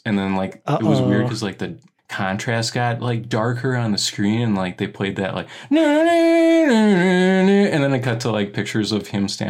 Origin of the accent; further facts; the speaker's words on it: United States; as an American child